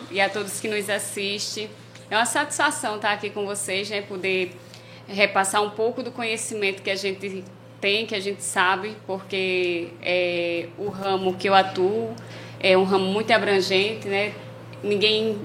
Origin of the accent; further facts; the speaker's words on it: Paraíba, Brazil; now in Angicos, Brazil; eu sou paraibana